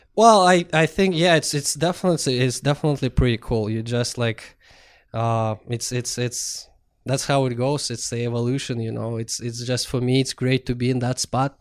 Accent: Russia; born or raised there; moved away

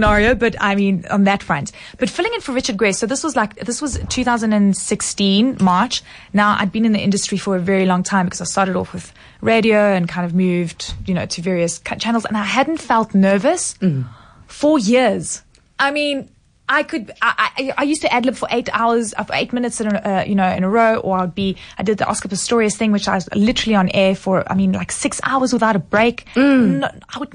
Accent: South Africa; as South Africans

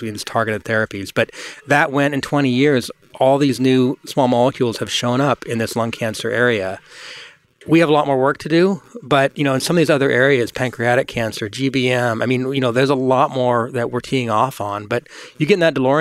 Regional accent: England, United Kingdom; now in United States; I grew up in England

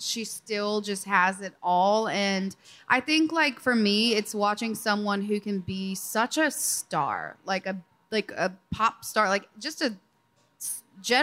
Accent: Iowa, United States; I'm from Iowa, grew up in a cornfield

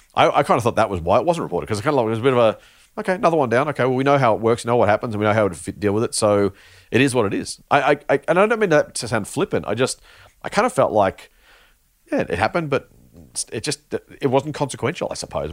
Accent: Australia; as an Australian, uh, investor, consumer, s, citizen, resident

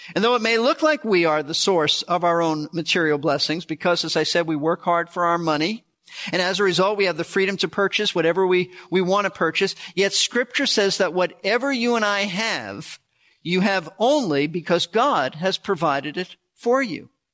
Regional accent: United States; most of us, as prosperous Americans

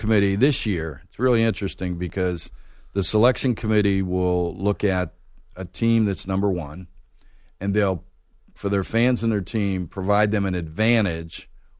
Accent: Pittsburgh, Pennsylvania, United States; moved away as an adult; also born or lived in Raleigh, North Carolina; now in Atlanta, United States; I grew up in Pittsburgh

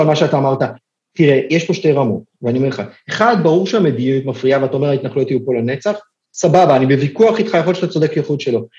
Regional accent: Israel; אני בתור ישראלי

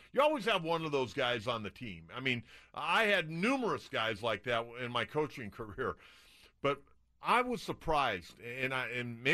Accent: Solana Beach, California, United States; growing up in Solana Beach

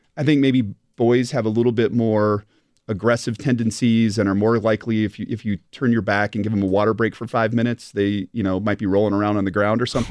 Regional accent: Montana, United States; now in Wisconsin, United States; born and raised in Montana.

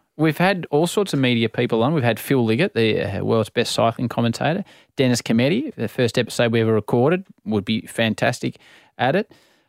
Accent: Australia; When I grew up in Australia

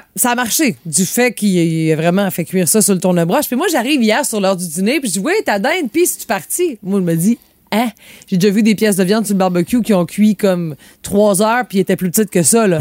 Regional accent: Quebec, Canada; chez nous au Québec

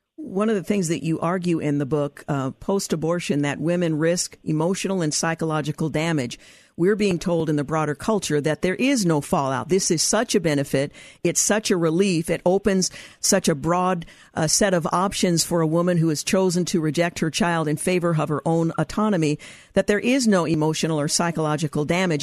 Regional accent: Oregon, United States; my home state of Oregon

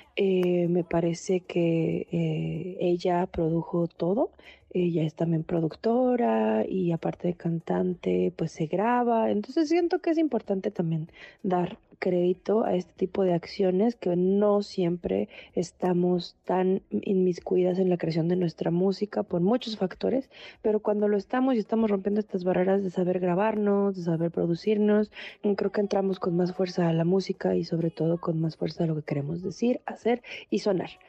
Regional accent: Puebla, Mexico; de Puebla, de mi ciudad natal

